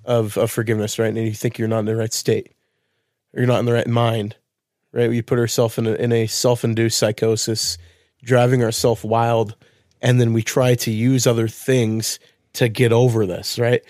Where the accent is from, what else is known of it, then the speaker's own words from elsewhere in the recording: Wilsonville, Oregon, United States; moved away; I lived in Wilsonville as a kid